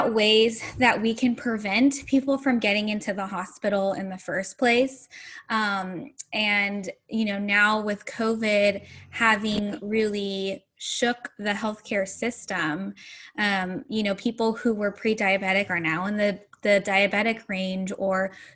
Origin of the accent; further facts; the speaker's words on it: Central Valley of California, United States; also born or lived in Bay Area; I grew up in the Central Valley of California